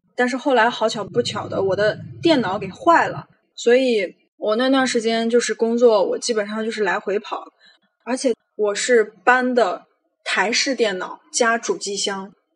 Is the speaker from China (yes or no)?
yes; Xinjiang, China; moved away as an adult; now in Manila, Philippines; 我今年二十八岁，从小在新疆长大的